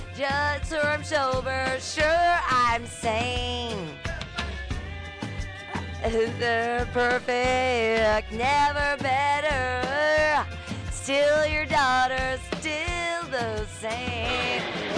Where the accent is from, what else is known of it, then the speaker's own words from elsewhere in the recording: Mexicali, Baja California, Mexico; I'm from Mexicali, Mexico.